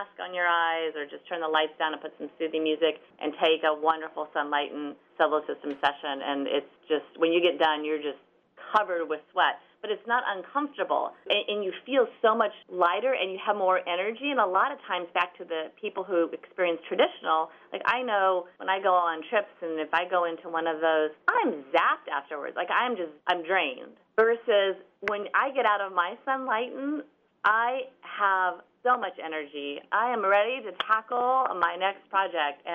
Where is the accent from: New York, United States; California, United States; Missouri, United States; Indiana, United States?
Missouri, United States; St. Louis; now in Overland Park, United States; I grew up close. I grew up in St. Louis, 4 hours away.